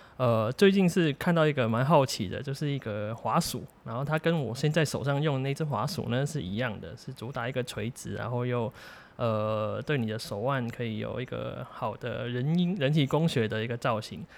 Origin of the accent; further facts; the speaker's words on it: Macau; now in Taiwan; 因为我本身是澳门人啊。对，流浪在台湾现在